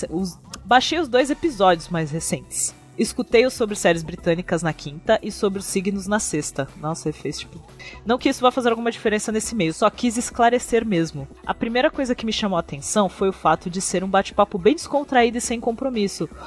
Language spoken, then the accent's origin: Portuguese; Rio de Janeiro, Brazil; Ah, e eu sou do Rio de Janeiro, tudo bem com vocês?